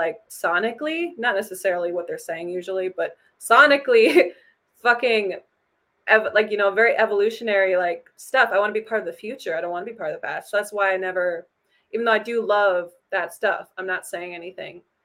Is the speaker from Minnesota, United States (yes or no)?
yes; Minneapolis, Minnesota, United States; I'm like from Minneapolis